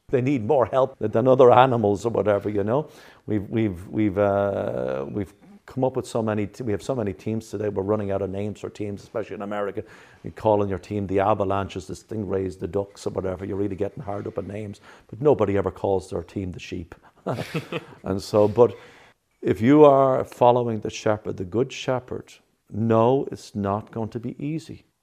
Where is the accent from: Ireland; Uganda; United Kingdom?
Ireland; now in New Jersey, United States; I come from Ireland